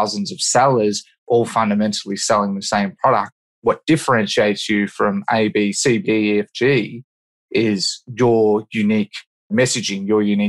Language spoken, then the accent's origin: English; Australia; I'm from Australia.